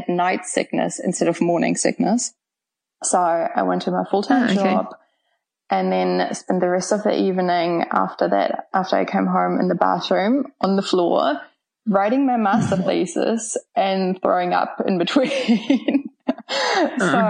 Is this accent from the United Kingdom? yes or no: no; Germany; English is a second language; moved away as an adult; now in Auckland, New Zealand; I'm originally from Germany, but moved here about 10 years ago now